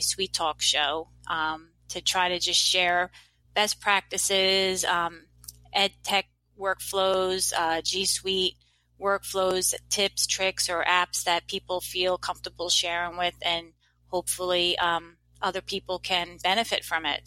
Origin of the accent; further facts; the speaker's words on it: New Jersey, United States; I'm from New Jersey.